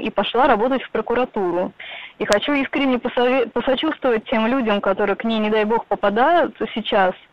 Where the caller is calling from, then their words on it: Moscow, Russia; Здравствуйте. Я из Москвы.